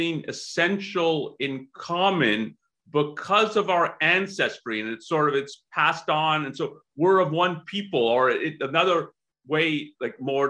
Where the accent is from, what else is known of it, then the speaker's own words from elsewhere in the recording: Canada; I'm from Canada